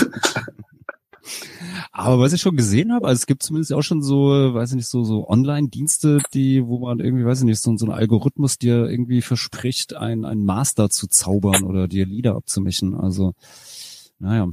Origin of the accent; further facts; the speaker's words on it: Rheingau, Hesse, Germany; moved away; als ich dann wirklich auch aus diesem, aus dem Rheingau weggezogen bin, da wo ich herkomme, so aus dem, dem kleinen Kaff